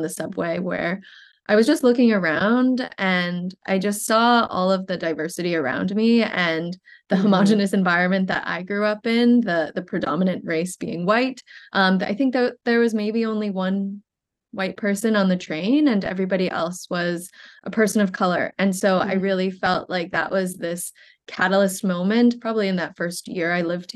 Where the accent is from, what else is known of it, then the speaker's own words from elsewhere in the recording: Vermont, United States; moved away as an adult; also born or lived in Hangzhou, China / Brooklyn, New York; now in New York, United States; I grew up in Vermont, and I currently am based in Greenpoint, Brooklyn